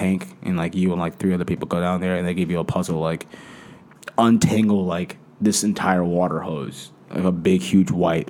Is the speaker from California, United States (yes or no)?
yes; California, United States; I'm from California. We don't have a football team.